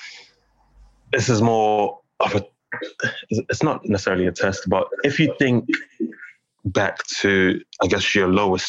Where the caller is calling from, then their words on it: London, United Kingdom; I'm calling from London